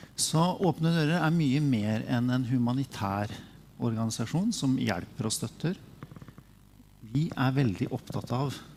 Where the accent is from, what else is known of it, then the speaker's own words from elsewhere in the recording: Sarpsborg, Østfold, Norway; jeg er fra Sarpsborg